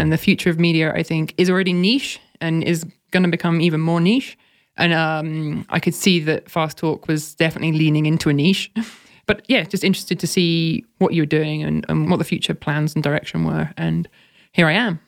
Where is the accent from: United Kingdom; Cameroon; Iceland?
United Kingdom; moved away as an adult; also born or lived in Oxford; as a Brit